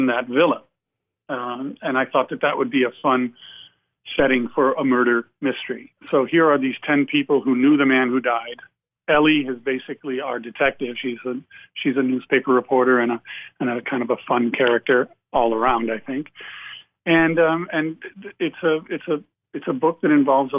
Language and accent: English; Amsterdam, New York, United States; I grew up in a small upstate New York town